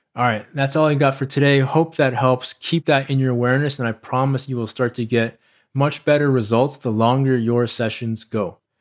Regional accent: United States; accent: American; I'm a person of Asian descent who was born and raised in America

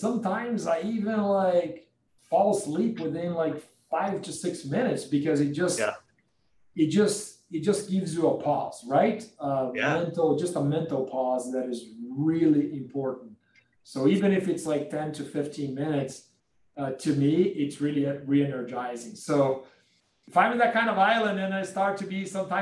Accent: Brazil; I'm from Brazil.

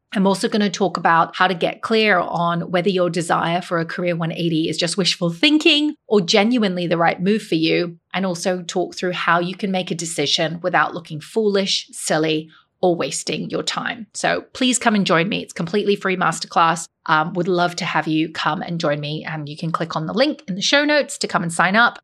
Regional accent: Hong Kong; moved away; I grew up in Hong Kong

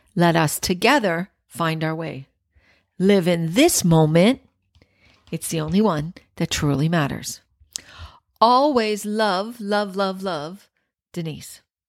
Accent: Scarborough, Ontario, Canada; also born or lived in Penetanguishene, Ontario; I grew up in Scarborough

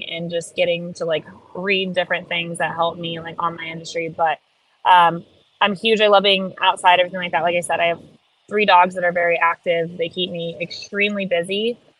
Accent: Miami, Florida, United States; we're from the South, but we're from Miami South. And the rest of the South is very different.

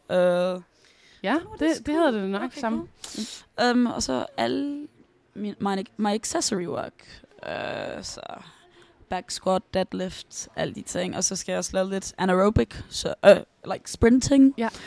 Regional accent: Denmark; now in London, United Kingdom; fortæller jo også... At jeg er dansker.

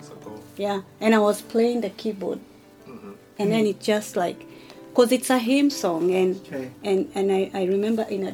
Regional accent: Kenya; first language Kikuyu; English is a second language; It's Kikuyu. It's my native language

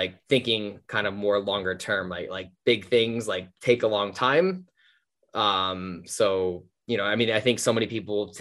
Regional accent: New Jersey, United States; I grew up in New Jersey, like just the suburbs of New Jersey

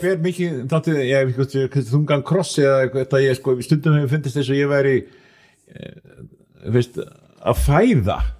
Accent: Akureyri, Northeastern Region, Iceland; ég er frá Akureyri

